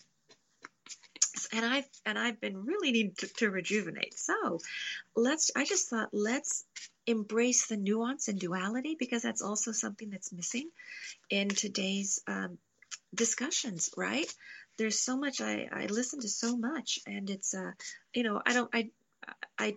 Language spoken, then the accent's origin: English; Louisville, Kentucky, United States; I'm from Louisville